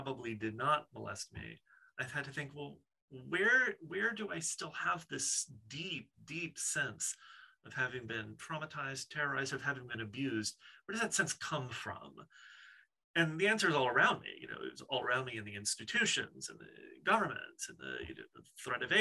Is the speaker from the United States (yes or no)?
yes; New Orleans, Louisiana, United States; growing up in the Deep South and the sort of outskirts of New Orleans